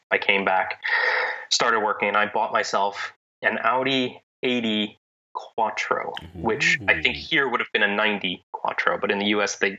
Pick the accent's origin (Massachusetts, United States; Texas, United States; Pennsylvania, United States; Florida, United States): Pennsylvania, United States; also born or lived in Italy; In Pennsylvania, where I grew up